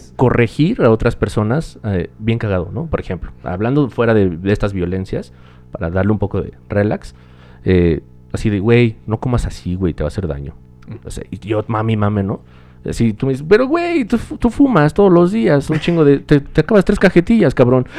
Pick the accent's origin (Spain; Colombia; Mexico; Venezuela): Mexico; México, discúlpenme si piensan que odio mi país